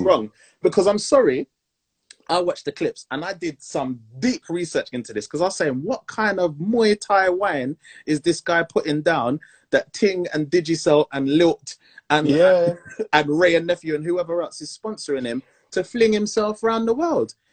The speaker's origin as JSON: {"language": "English", "country": "Montserrat", "said": "I'm from Montserrat"}